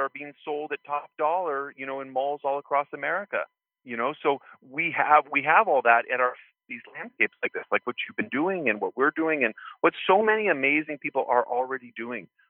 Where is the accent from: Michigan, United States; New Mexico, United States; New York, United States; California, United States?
New Mexico, United States; Santa Fe; where I grew up in Santa Fe, New Mexico, we had permaculture property